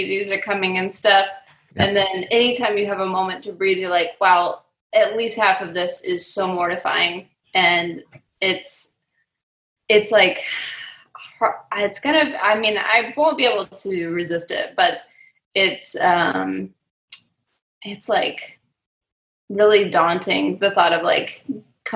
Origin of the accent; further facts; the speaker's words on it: Charlotte, North Carolina, United States; moved away as an adult; also born or lived in New York; now in Nashville, United States; I moved back to Charlotte